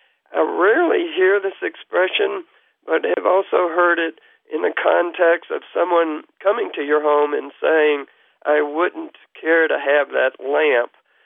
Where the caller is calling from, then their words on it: Kingsport, Tennessee, United States; I'm calling from Kingsport, Tennessee.